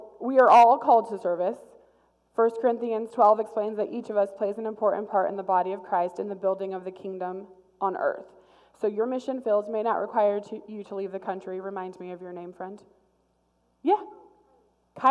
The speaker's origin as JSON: {"language": "English", "town": "McPherson", "region": "Kansas", "country": "United States", "tie": "born or raised there", "said": "I grew up in McPherson"}